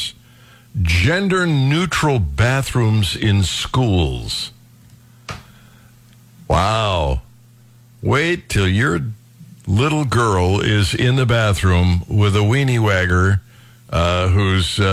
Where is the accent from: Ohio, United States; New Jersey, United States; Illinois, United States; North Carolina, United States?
Ohio, United States; Northeast; now in Missouri, United States; I was raised in Northeast Ohio. We get tons of snow